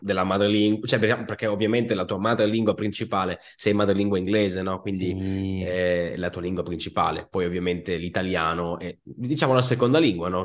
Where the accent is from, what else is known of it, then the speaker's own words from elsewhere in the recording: Sicily, Italy; Io sono siciliano